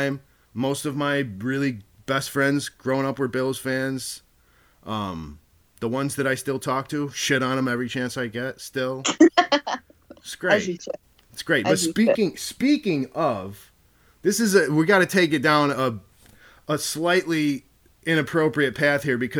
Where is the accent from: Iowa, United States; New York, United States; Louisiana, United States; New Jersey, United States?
New York, United States; now in North Carolina, United States; we New Yorkers